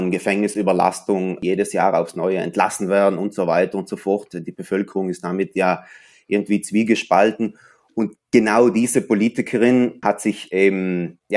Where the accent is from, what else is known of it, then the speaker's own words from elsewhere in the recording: Merano, Trentino-Alto Adige, Italy; born there; Also ich bin eigentlich in Meran wirklich hier geboren, in dieser Stadt. Dann ist meine Familie natürlich ein paar Mal umgezogen und so weiter und so fort.